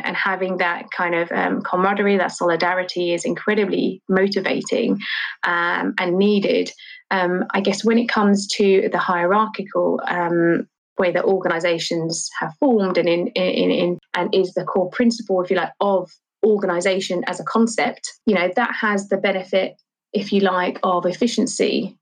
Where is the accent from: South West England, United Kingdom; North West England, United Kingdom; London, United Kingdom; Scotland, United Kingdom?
London, United Kingdom; I grew up in Charlton